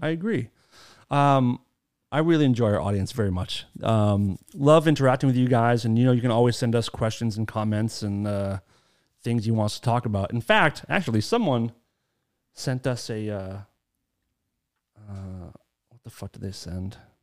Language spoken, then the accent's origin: English; Maine, United States; accent: Maine; moved away; it's my favorite accent. I grew up with it